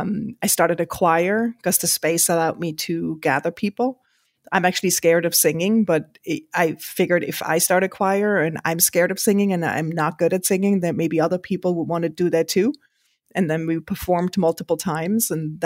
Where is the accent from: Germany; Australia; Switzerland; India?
Switzerland; English is a second language; now in New York, United States; I grew up in the Swiss countryside and I would gather the kids at night to play games outside